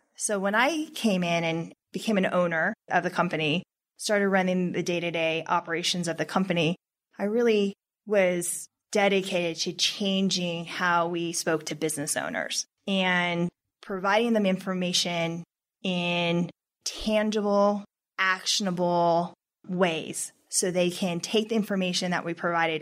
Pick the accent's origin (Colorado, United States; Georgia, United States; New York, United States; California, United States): Colorado, United States; We're not from Texas. We're from Colorado.